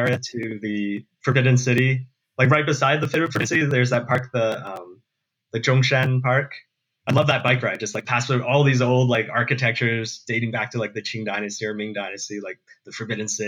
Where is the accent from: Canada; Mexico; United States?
Canada; moved away as an adult; growing up in Canada